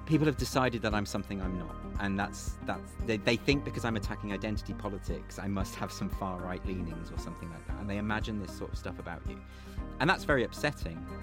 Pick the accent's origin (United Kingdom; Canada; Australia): United Kingdom; Sandwell, West Midlands; also born or lived in Warsaw; I grew up in the Midlands. I was born in Sandwell, uh, lived in Warsaw for a time